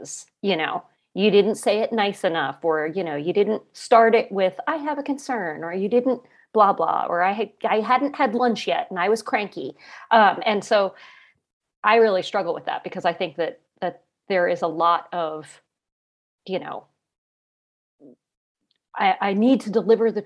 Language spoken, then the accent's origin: English; New Jersey, United States; I am from New Jersey.